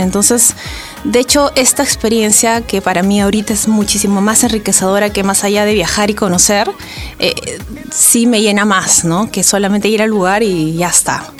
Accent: Arequipa, Peru; moved away as an adult; now in Lima, Peru; Yo soy de Arequipa, Llevo viviendo siete años en Lima. Y cuando viví en Arequipa viajaba con mi familia

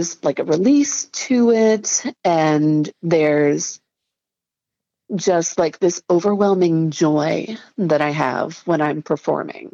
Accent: Frederick, Maryland, United States; moved away as an adult; also born or lived in Baltimore, Maryland; now in Chicago, United States; I grew up in Frederick and then went to school in Baltimore and spent like, yeah, the first 20 some years of my life in Maryland

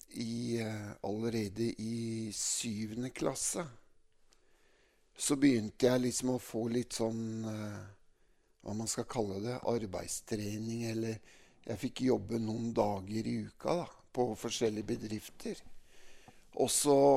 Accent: Mjøndalen, Buskerud, Norway; jeg er oppvokst da midt i Mjøndalen sentrum

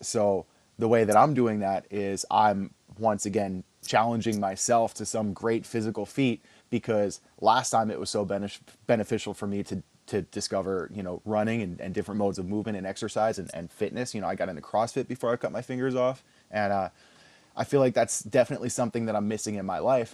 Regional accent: Philadelphia, Pennsylvania, United States; also born or lived in New Jersey / Texas; growing up in Philly

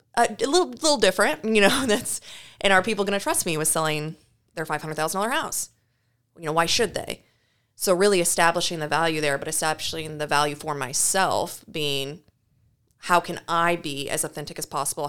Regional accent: Knoxville, Iowa, United States; I'm originally from Knoxville, Iowa. That's where I grew up and went to school

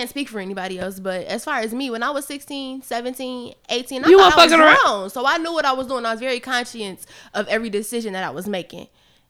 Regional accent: Chicago, Illinois, United States; I'm from Chicago. Okay. Born and raised.

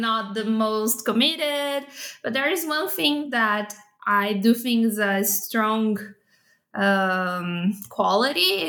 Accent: São Paulo, Brazil; I was born and raised in Sao Paulo, Brazil

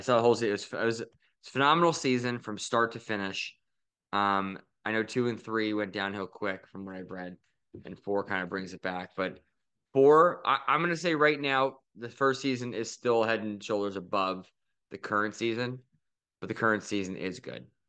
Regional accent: Philadelphia, Pennsylvania, United States; we're from Philly

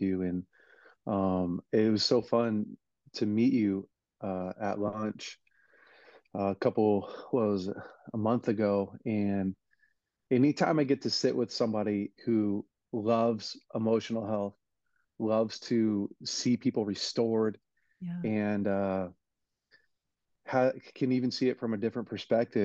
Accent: Weaverville, California, United States; I was raised in Weaverville, California, just a really small town in the mountains

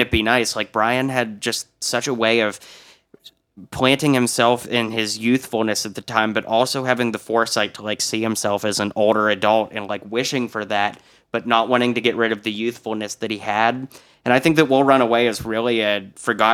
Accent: Pittsburgh, Pennsylvania, United States; now in Nashville, United States; I'm from Pittsburgh, Pennsylvania, originally

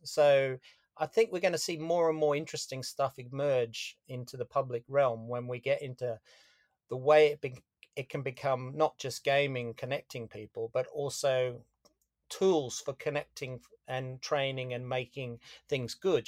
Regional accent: Australia; moved away; I'm Australian originally

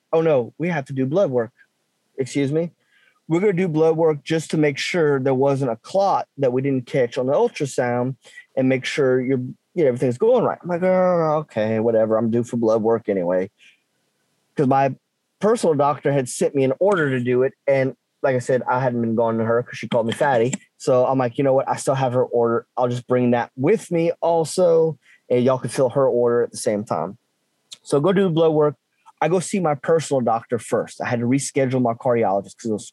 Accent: South Louisiana, United States; growing up in South Louisiana, we have some type of meat protein every, at least every night for supper

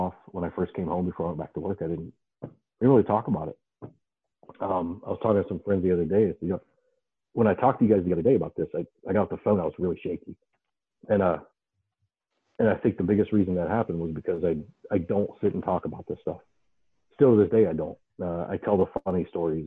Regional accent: Ohio, United States; the house I grew up in Ohio, there were train tracks behind the yard

